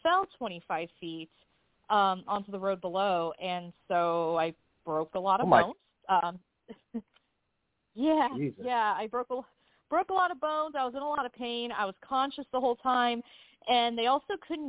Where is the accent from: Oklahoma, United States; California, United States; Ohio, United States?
California, United States; San Diego; I grew up in San Diego